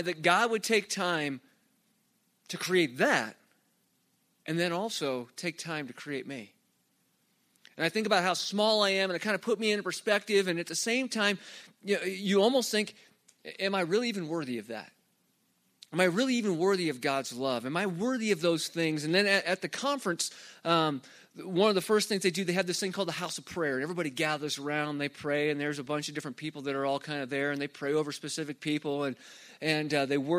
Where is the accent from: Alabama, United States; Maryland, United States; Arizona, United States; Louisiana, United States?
Arizona, United States; moved away; I grew up in Arizona